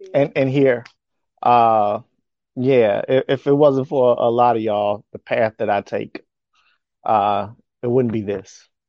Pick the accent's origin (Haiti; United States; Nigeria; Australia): United States; Chicago, Illinois; also born or lived in New Orleans / Memphis / Natchez / Yokosuka; Where I'm from, I am originally from Chicago, Illinois. I've had stints in New Orleans, Louisiana, Memphis, Tennessee, Natchez, Mississippi, and short stays in Yokosuka, Japan.